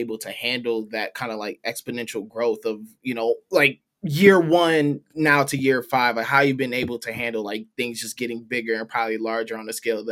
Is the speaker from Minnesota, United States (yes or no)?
yes; St. Paul, Minnesota, United States; I'm from Minnesota. I'm from St. Paul.